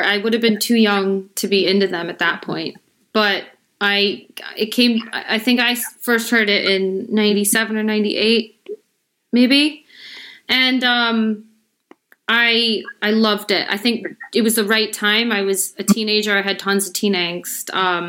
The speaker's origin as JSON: {"language": "English", "town": "Chicago", "region": "Illinois", "country": "United States", "tie": "born or raised there"}